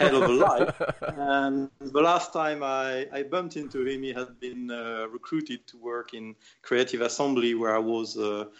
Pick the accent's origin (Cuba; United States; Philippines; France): France; moved away as an adult; also born or lived in United Kingdom; we decided to create Tower 5 in France for several reasons. Well, the main one is that it's my hometown